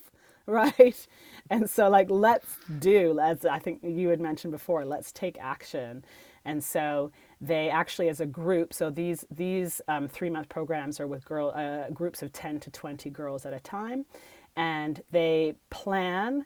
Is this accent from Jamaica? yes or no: no; Canada; I'm a Canadian